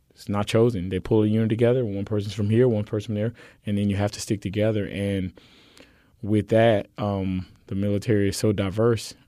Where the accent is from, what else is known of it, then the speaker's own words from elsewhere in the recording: Miami, Florida, United States; moved away as an adult; now in Houston, United States; I came to Houston from Miami, Florida, on a track and field scholarship, and so you know I played soccer as an early child, and then when I got to high school in Miami